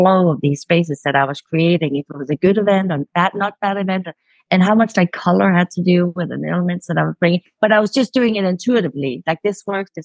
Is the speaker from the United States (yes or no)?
no; Copenhagen, Capital Region of Denmark, Denmark; moved away; I'm calling in from Copenhagen. This is sort of my where I originated.